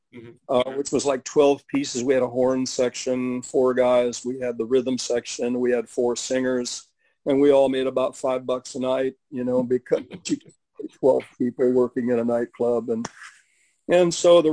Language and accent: English; West Coast, United States; I grew up on the West Coast